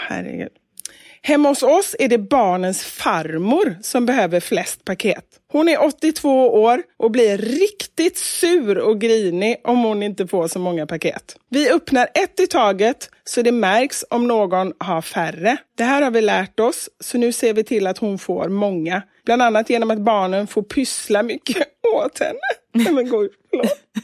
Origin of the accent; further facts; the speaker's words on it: Gothenburg, Västra Götaland, Sweden; jag är från Kortedala